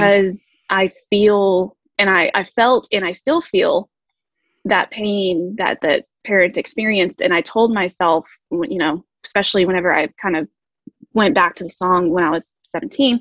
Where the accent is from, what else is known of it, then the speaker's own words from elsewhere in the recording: Texas, United States; I am from Texas